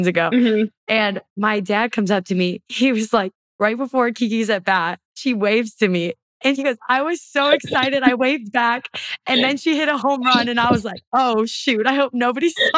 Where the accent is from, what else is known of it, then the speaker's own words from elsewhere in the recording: Wisconsin, United States; I am from Wisconsin